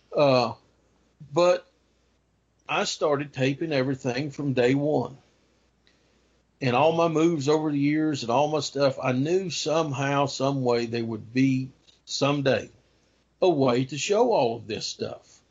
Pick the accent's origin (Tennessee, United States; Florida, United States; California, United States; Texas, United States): Tennessee, United States; Kingsport; The earliest newspaper for Kingsport, my hometown newspaper here